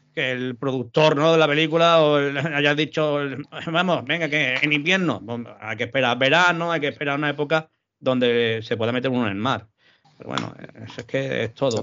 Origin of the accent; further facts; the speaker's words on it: Andalusia, Spain; also born or lived in Málaga; para los andaluces, eh, sabemos lo que es el tema